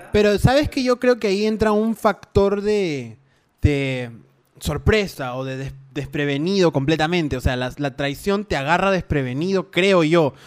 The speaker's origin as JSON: {"language": "Spanish", "country": "Peru", "said": "soy el niño peruano"}